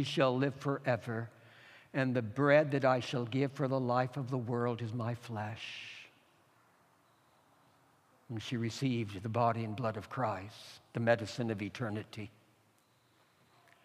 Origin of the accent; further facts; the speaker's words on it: California, United States; pastoring a rural congregation in a farmland in California, my Auntie Ethel was dying in my hometown about 25 miles away